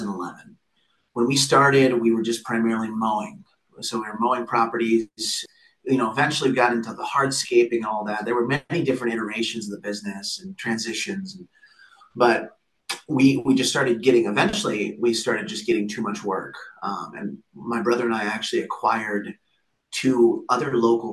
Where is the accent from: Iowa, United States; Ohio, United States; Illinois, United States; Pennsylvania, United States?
Iowa, United States; Cedar Rapids; we grew up in Cedar Rapids, Iowa